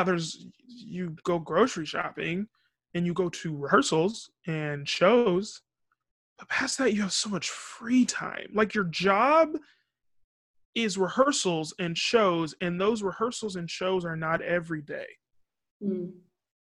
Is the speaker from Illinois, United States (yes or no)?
no; California, United States; moved away as an adult; now in New York, United States; growing up in California